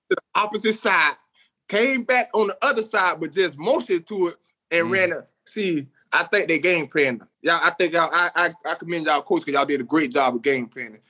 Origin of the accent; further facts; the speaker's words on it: Bradenton, Florida, United States; also born or lived in Orlando, Florida; I'm from Bradenton, Florida.